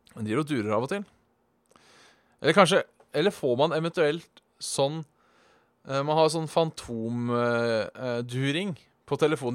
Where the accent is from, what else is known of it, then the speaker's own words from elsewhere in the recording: Norway; som nordmann